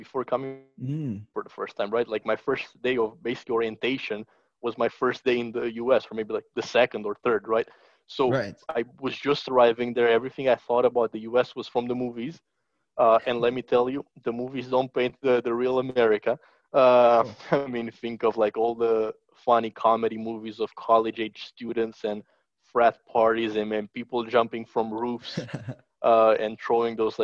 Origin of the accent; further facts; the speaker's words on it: Bucharest, Romania; moved away as an adult; now in Austin, United States; born and raised in Bucharest, Romania, in Eastern Europe. Moved to the States, about like 4.5 years ago